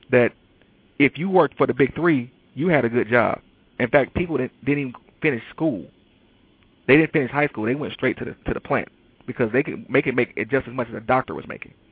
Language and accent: English; Detroit, Michigan, United States; you know, I'm from Detroit, and a lot of people in Detroit right now are dealing with the fact that, you know, Chrysler basically doesn't build cars anymore.